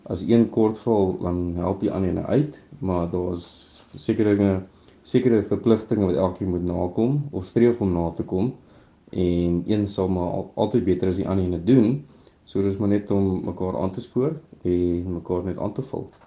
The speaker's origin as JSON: {"language": "Afrikaans", "area": "Northern Transvaal", "region": "Limpopo", "country": "South Africa", "tie": "born or raised there", "said": "ek is gebore in Noord-Transvaal in 'n klein dorpie of nie 'n klein dorpie, 'n dorpie met die naam Zanin"}